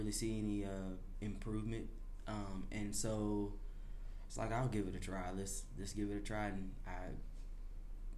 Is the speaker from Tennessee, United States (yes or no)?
yes; Chattanooga, Tennessee, United States; born and raised in Chattanooga